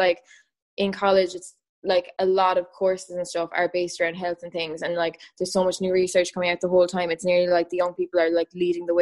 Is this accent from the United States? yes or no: no; Ireland; I'm from Ireland